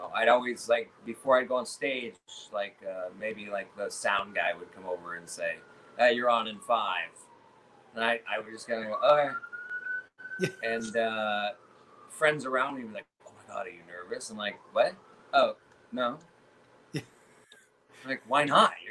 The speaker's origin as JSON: {"language": "English", "region": "California", "country": "United States", "tie": "born or raised there", "said": "I grew up in California"}